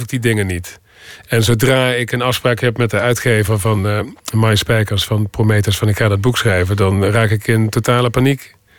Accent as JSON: {"language": "Dutch", "region": "North Limburg", "country": "Netherlands", "tie": "born or raised there", "also_born_or_lived": "New York", "accent": "soft G", "moved": "as an adult", "said": "Ik kom uit Limburg en dat zit diep in me"}